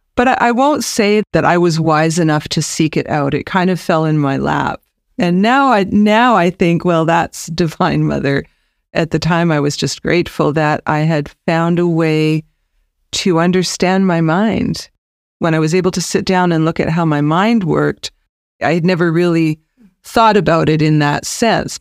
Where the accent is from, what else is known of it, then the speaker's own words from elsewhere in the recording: British Columbia, Canada; also born or lived in United States / Nelson, British Columbia; I'm born and raised in British Columbia